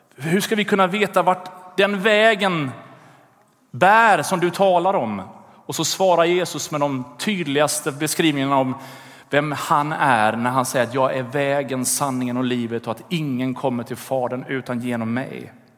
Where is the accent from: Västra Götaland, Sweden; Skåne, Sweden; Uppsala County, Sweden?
Västra Götaland, Sweden; Gothenburg; i Göteborg där jag växte upp